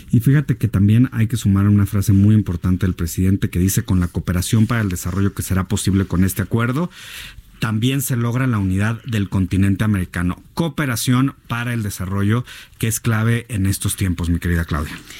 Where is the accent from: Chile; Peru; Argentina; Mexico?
Mexico; todos los mexicanos